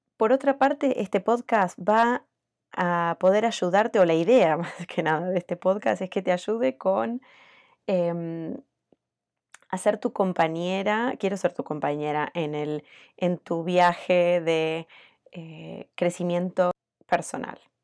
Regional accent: Argentina; moved away as an adult; now in United States; soy argentina hace 18 años que vivo en Estados Unidos

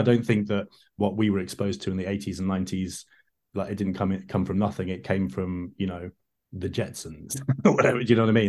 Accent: London, United Kingdom; I grew up in London

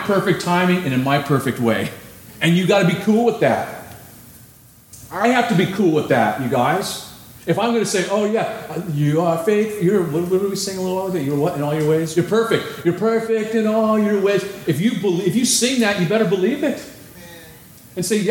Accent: California, United States; I'm from California.

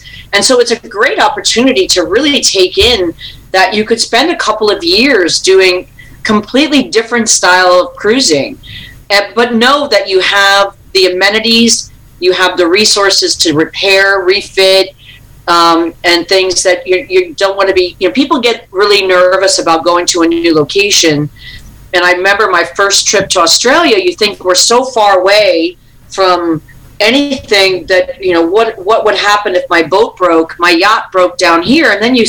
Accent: Pittsburgh, Pennsylvania, United States; now in South Florida, United States; I'm from Pittsburgh. I am always a Steelers fan. I'll be a Steelers fan, but I live in South Florida

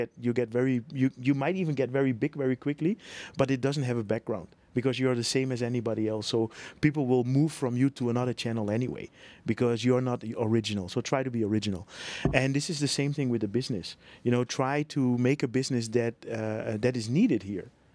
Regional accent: Netherlands; moved away as an adult; now in Bangkok, Thailand; I'm from Holland

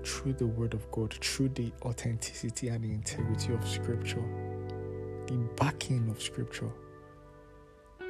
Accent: Nigeria; my home country, Nigeria

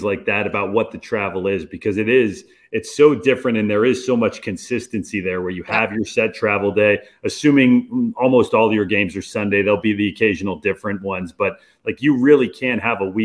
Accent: Los Angeles, California, United States; moved away as an adult; now in Dallas, United States; I grew up in Los Angeles

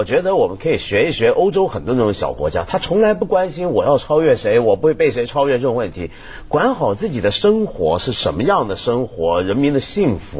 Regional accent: China; 我们中国人

